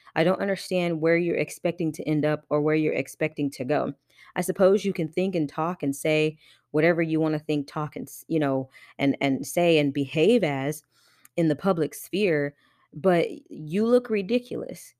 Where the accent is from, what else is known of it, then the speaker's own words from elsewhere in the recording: Johnson County, Kansas, United States; also born or lived in Wyandotte County, Kansas; I grew up in Johnson County, and this is in Kansas